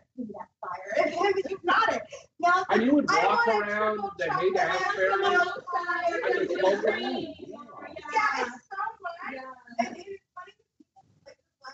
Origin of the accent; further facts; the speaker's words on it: Northern California, United States; We're both from Northern California